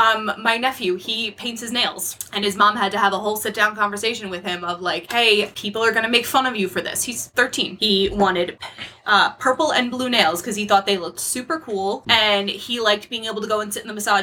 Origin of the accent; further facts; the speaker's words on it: New York, United States; I grew up in New York